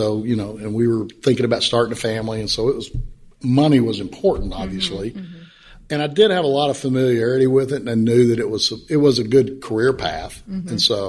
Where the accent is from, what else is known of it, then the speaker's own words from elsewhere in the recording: Midland, Texas, United States; I grew up in Midland, for the most part, a couple of trips around. But for the most part, lived in Midland, grew up there, had a great family life, and ended up going to Lee High School in Midland, Texas, and graduated.